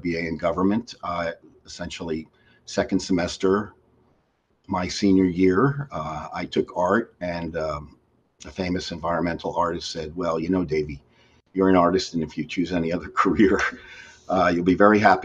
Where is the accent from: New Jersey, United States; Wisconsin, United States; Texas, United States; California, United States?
New Jersey, United States; Edison; I was born and raised in New Jersey, Edison, New Jersey